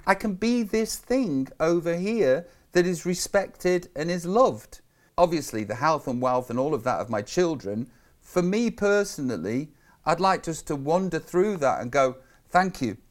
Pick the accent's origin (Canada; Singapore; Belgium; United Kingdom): United Kingdom; Stoke-on-Trent, West Midlands; I'm just from Tunstall in Stoke on Trent